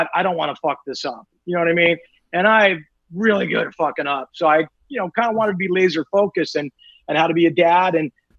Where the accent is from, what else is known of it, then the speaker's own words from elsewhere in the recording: Newport Beach, California, United States; now in Studio City, United States; I grew up in Newport Beach, California